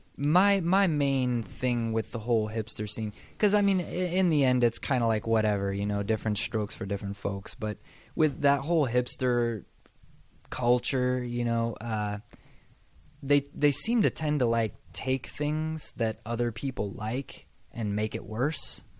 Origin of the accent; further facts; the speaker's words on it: across the river from Portland, Washington, United States; moved away as an adult; now in Texas, United States; the place where I'm from is across the river from Portland in Washington State, and so it's kind of weird because uh, we're not a big city where I'm from, but because we're so close to Portland, we're kind of like a suburb of Portland. Um, so it's just kind of like nothing really going on there